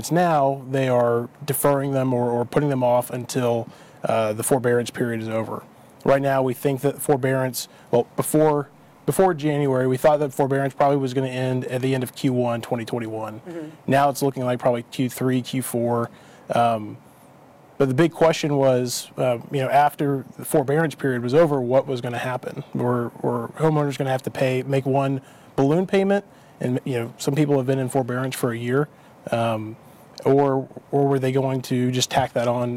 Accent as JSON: {"language": "English", "town": "Dallas", "region": "Texas", "country": "United States", "also_born_or_lived": "Oklahoma", "said": "I'm from Dallas. Had a brief stint in Oklahoma and then made my way back as soon as I could"}